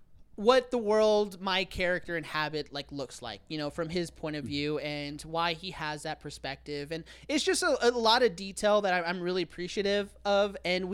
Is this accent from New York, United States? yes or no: yes; Glen Cove, New York, United States; Oh, me, I'm from Glen Cove.